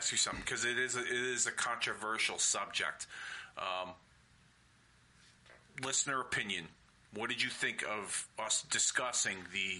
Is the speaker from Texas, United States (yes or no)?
no; Hartford, Connecticut, United States; 15 years since the last time WWE brought a pay-per-view to my hometown of Hartford, Connecticut